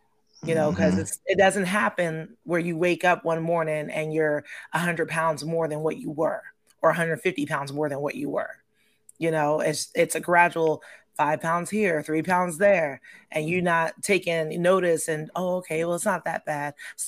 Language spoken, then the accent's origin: English; Heidelberg, Baden-Württemberg, Germany; Yeah, I'm an Army brat. I grew up in Germany.